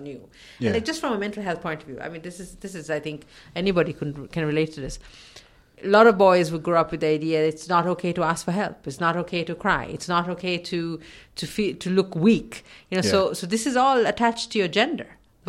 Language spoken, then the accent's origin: English; Sri Lanka; I remember growing up in Sri Lanka, seeing these children walking around on their own, and nobody cared.